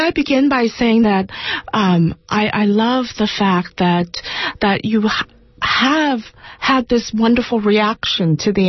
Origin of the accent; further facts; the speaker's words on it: Boiling Springs, North Carolina, United States; now in New York City, United States; I grew up in Boiling Springs, North Carolina. My parents were Thomas and Deanne.